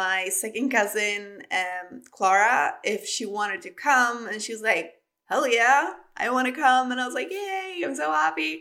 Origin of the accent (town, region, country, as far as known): Sweden; accent: Swedish; English is a second language; moved away; also born or lived in Spain